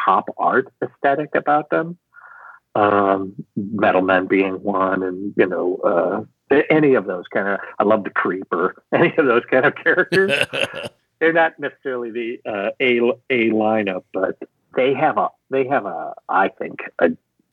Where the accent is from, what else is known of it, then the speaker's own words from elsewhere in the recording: Chicago, Illinois, United States; I grew up in Chicago.